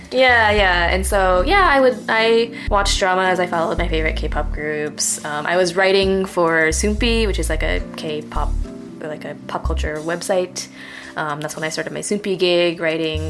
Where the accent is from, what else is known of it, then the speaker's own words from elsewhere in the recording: Midwest, United States; I grew up in the Midwest and I grew up in a place that was surely less diverse and much smaller than Lincoln